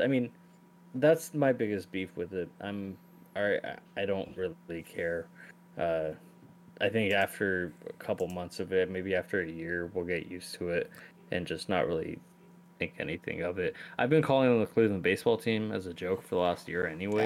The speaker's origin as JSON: {"language": "English", "country": "Iran", "said": "my home country, Iran"}